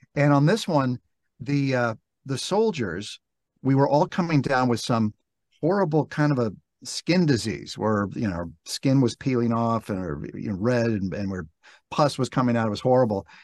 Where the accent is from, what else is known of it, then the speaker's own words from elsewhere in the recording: Los Angeles, California, United States; I am based in Los Angeles. Um, born and raised here.